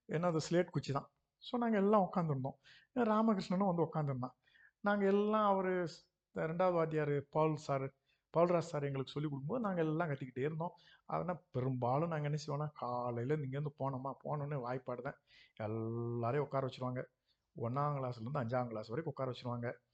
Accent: Ilanthaikulam, Tamil Nadu, India; also born or lived in Srivilliputhur; சின்ன ஒரு இளந்தை குளத்தில் பிறந்து

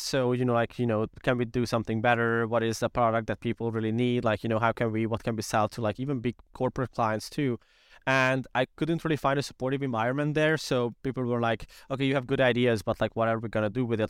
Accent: Hungary; we are from Hungary

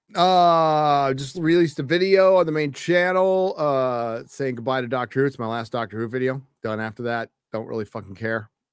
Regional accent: United States; As an American

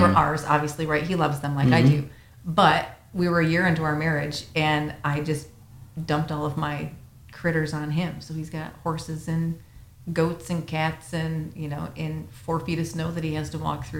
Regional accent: Minnesota, United States; Everyone I meet is like, oh, you're from Michigan? Yeah, how's the snow up there? I'm from Minnesota.

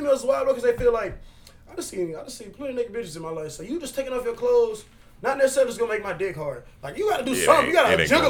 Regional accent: Hammond, Louisiana, United States; also born or lived in Farmerville, Louisiana; I grew up in Hammond, but I'm not from Hammond.

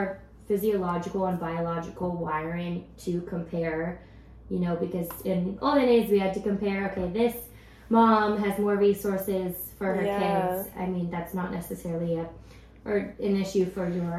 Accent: Silicon Valley, California, United States; growing up in the Silicon Valley

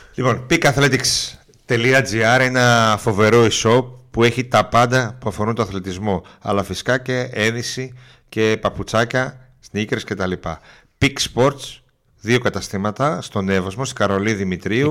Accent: Munich, Bavaria, Germany; now in Greece; και εγώ μεγάλωσα στο Μόναχο. Δηλαδή τα εφηβικά μου χρόνια

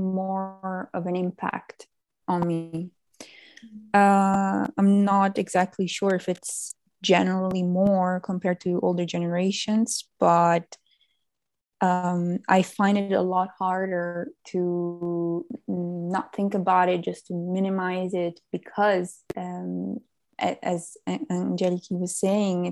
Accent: Italy; also born or lived in Netherlands; I came back to Italy, my home country

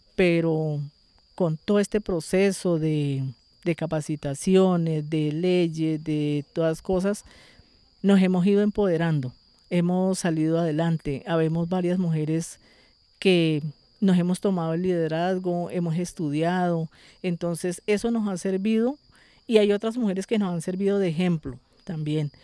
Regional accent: Chaparral, Tolima, Colombia; yo soy una mujer nacida y criada aquí en la vereda Rizalda Calarma.

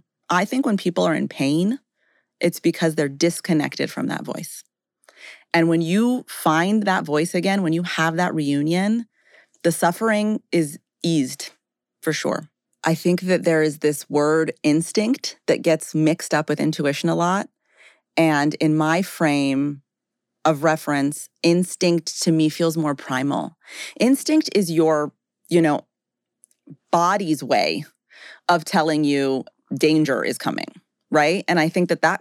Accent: Rocky Mountains, United States; I grew up in the Rocky Mountains

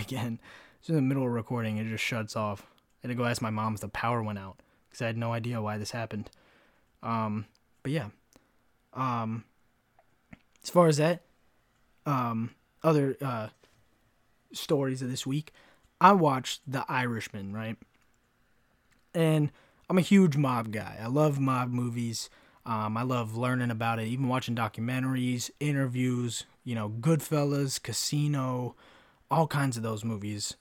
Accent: Kentucky, United States; now in Florida, United States; where I grew up in Kentucky

